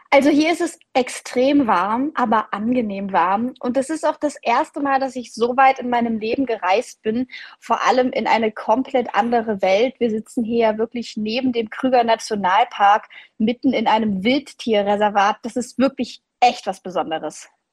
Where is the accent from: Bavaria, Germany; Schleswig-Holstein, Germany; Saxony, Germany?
Saxony, Germany; Leipzig; ich bin eine richtige Leipzigerin. Ich bin in Leipzig aufgewachsen